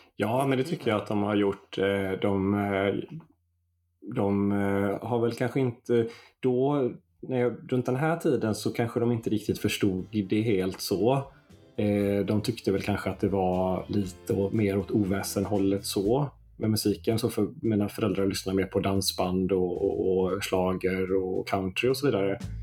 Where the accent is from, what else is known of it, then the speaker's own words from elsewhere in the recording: Stenkullen, Västra Götaland, Sweden; also born or lived in Floda; jag är uppväxt här i Floda, eller ja. Stenkullen då, och bor i Floda nu, utanför Göteborg